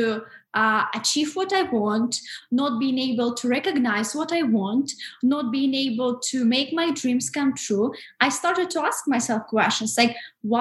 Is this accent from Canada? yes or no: no; Russia; moved away as an adult; living in Russia because I'm originally from Russia